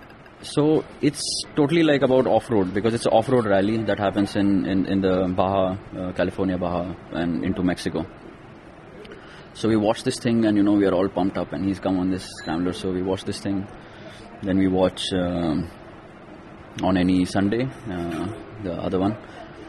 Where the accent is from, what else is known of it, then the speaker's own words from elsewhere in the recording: Kolhapur, Maharashtra, India; I grew up in Kolhapur.